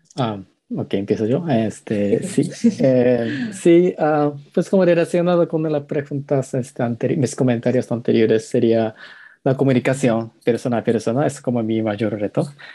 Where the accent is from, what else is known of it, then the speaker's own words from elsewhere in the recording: Japan; Spanish is a second language; moved away as an adult; now in Mexico; como crecí en Japón, es un país de los mangas